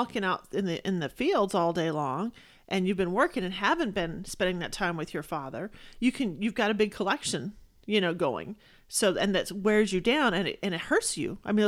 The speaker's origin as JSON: {"language": "English", "region": "Texas", "country": "United States", "said": "You know, I'm from Texas, and we have things called grass burrs and cockle burrs."}